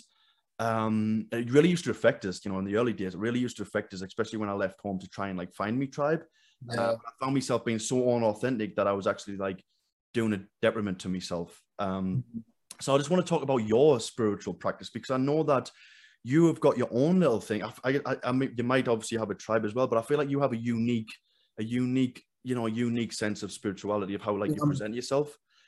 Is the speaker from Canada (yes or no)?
no; England, United Kingdom; like I feel like I was always like I'm running away from England in a sense. You know, I'm running away from my past.